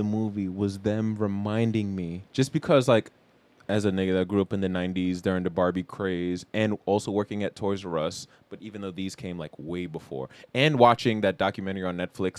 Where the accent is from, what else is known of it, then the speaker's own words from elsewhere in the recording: New York City, New York, United States; we grew up in Queens in the mid 2000s.